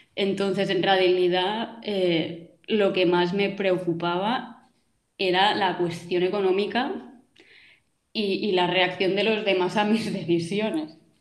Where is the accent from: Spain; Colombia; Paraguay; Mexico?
Spain; Mallorca, Balearic Islands; soy de Mallorca, también vivo aquí actualmente